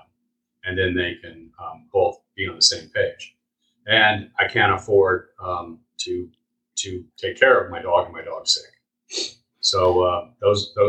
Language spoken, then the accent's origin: English; California, United States; moved away as an adult; also born or lived in New York area; now in Florida, United States; I grew up in California